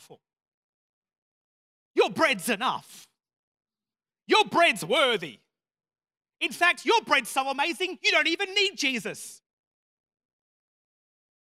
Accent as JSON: {"language": "English", "town": "Murray Bridge", "region": "South Australia", "country": "Australia", "tie": "born or raised there", "said": "I grew up in Murray Bridge"}